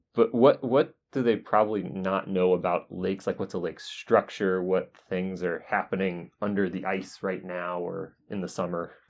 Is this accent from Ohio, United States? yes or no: no; North Carolina, United States; now in Wisconsin, United States; I grew up in North Carolina